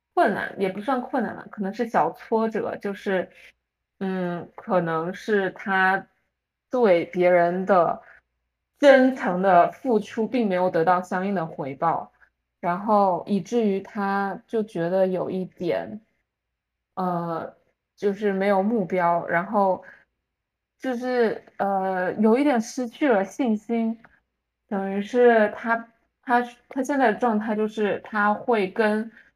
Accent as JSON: {"language": "Chinese", "region": "Fujian", "country": "China", "moved": "yes", "lives_now": "United States", "said": "我们福建人"}